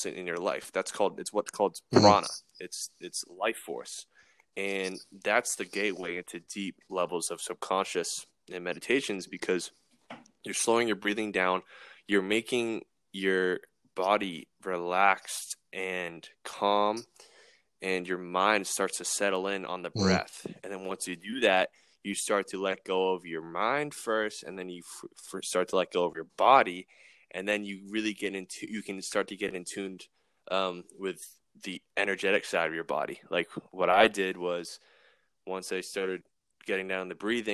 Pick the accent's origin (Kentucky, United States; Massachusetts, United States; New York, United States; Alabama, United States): Massachusetts, United States; now in Florida, United States; I'm from Massachusetts